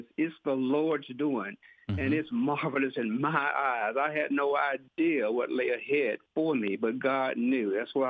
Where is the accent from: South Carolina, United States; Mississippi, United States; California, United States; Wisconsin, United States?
Mississippi, United States; Pearl; moved away as an adult; now in Indianola, United States; I was born in Rankin County, Pearl, Mississippi, and I grew up there, raised by a godly family